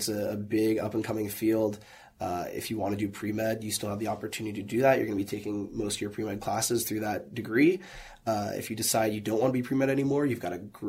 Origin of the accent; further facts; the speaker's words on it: Skokie, Illinois, United States; I was born and raised in Skokie. My family is all immigrants, but they came from the Chicago downtown area, Logan Square.